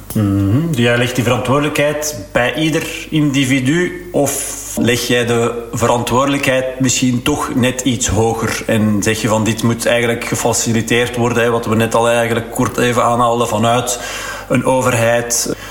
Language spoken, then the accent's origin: Dutch; Flanders, Belgium; als Vlaming